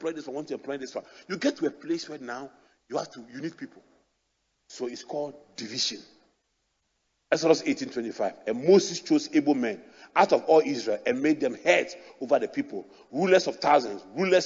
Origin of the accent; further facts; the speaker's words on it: Accra, Greater Accra, Ghana; I grew up in Adabraka